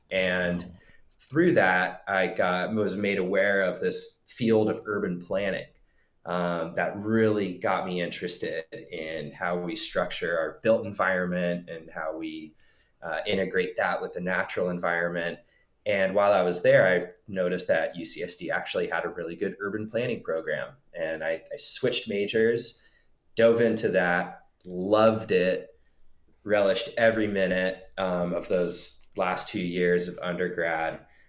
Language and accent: English; Solana Beach, California, United States; I grew up by the beach in Solana Beach in North San Diego County.